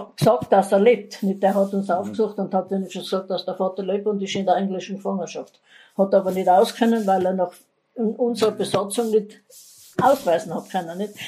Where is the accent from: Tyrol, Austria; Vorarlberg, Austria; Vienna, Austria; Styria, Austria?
Tyrol, Austria; Innsbruck; also born or lived in Gries im Sellrain; ich bin in Wilden aufgewachsen, in der Heimangassen 1